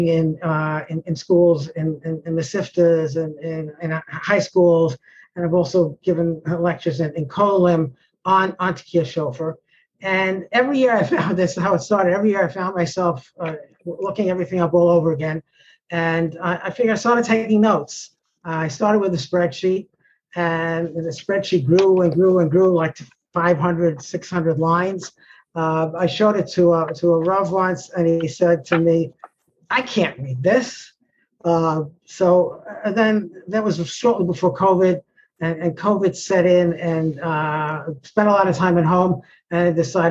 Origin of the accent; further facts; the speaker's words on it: New York City, New York, United States; I grew up in Washington Heights.